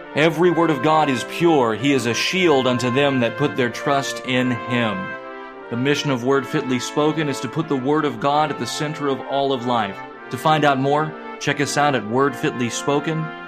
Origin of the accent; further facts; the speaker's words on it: Appalachia, United States; now in central Illinois, United States; where I grew up in Appalachia